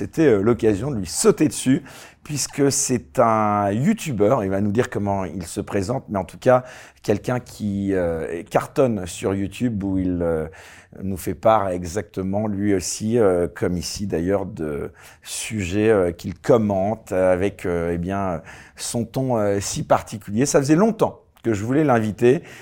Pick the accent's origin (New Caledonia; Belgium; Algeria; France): Algeria; Oran, Oran Province; moved away as an adult; also born or lived in Switzerland; now in United Kingdom; Je suis né à Oran en Algérie.